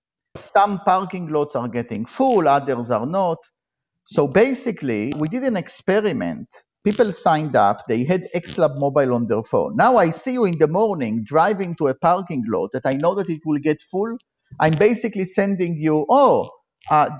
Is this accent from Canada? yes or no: no; Israel; moved away as an adult; now in United States; I grew up in Israel, and I was, like all Israelis, I was in the military